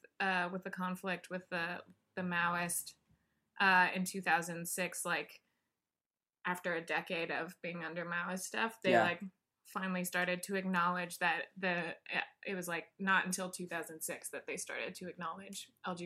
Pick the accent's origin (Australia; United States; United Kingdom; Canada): United States; Wyoming; moved away; also born or lived in Montana; But now it was all last week in Wyoming. I check the weather every day mm-hmm. in my hometown to see what it's at.